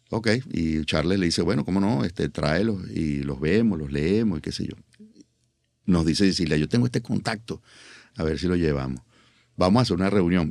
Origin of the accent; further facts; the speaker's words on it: Caracas, Capital District, Venezuela; todo en Caracas. Yo nací en Caracas, mis padres nacieron en Caracas, mis abuelos nacieron en Caracas